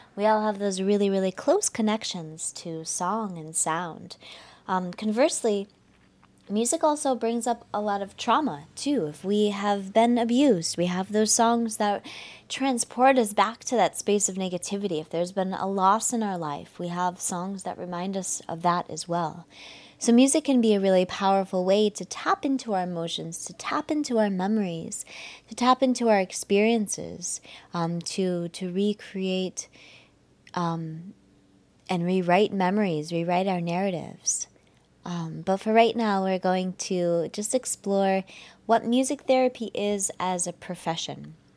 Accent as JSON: {"language": "English", "country": "United States", "said": "I'm from the United States"}